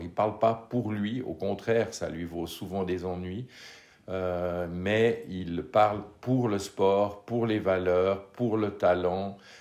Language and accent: French; Switzerland